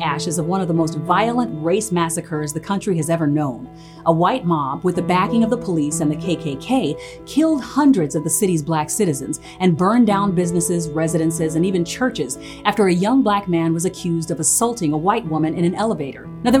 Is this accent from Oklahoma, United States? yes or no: yes; Tulsa, Oklahoma, United States; The group that created that sound hails from my hometown of Tulsa, Oklahoma.